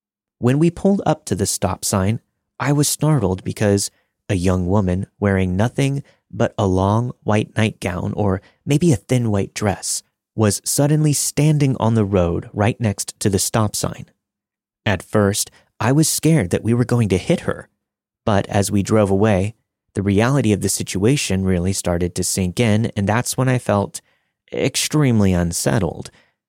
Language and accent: English; Sleepy Hollow, New York, United States; I grew up in Sleepy Hollow, New York, home of the Headless Horseman and allegedly a number of other hauntings.